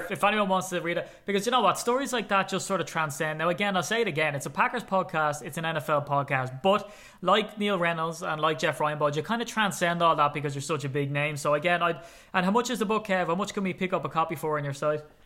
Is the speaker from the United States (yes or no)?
no; Ireland; as an Irishman, sometimes I get asked by Americans, "Can you slow down, please? I can't understand what you're saying."